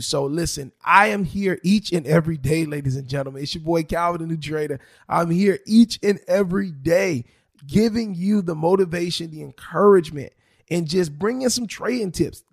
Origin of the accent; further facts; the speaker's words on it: South Florida, United States; I am born and raised in South Florida